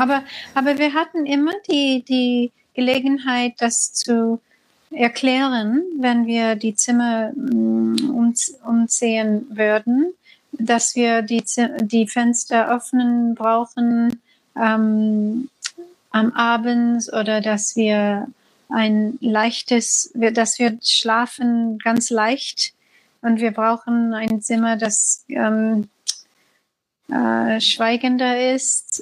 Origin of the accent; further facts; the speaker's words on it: United States; German is a second language; now in Sri Lanka; Komm, komme aus dem, komme aus den U S